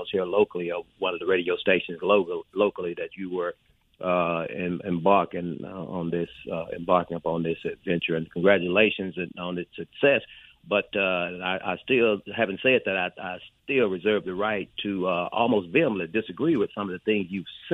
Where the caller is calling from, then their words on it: Meridian, Mississippi, United States; I'm calling from your hometown, Meridian, Mississippi